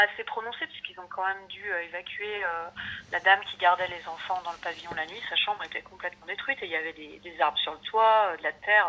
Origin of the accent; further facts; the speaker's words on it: Thônes, Auvergne-Rhône-Alpes, France; moved away as an adult; also born or lived in Annecy / Villefontaine; on vivait pas loin, hein, parce que moi j'ai grandi à Tône